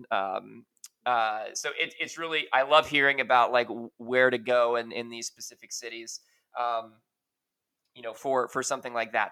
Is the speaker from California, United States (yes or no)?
no; New York, United States; moved away; I'm actually originally from New York, so like obviously like Italian pastries were a, a, a very big deal, um, you know, with my upbringing